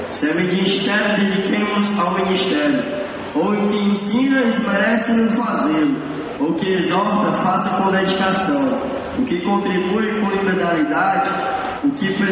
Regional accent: Assis, São Paulo, Brazil; Oi, eu sou de Assis, boa noite a todos.

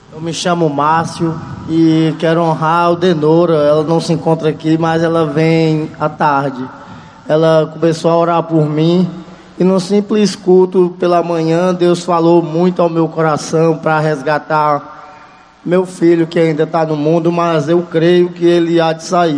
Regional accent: Guinea-Bissau; moved away as an adult; now in Fortaleza, Brazil; sou estudante de Guiné-Bissau.

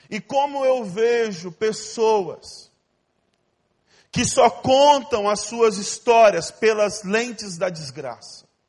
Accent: Ariquemes, Rondônia, Brazil; also born or lived in Porto Velho / Brasília / São Paulo / United States; now in Rio de Janeiro, Brazil; Eu nasci em Ariquemes, uma cidade bem pequena

